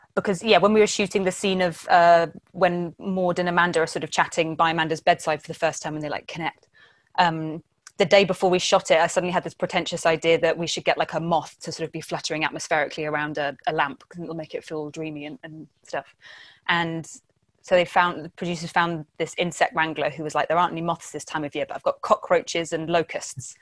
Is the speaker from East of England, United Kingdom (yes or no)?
yes; Essex, East of England, United Kingdom; I am from Essex, not the coast either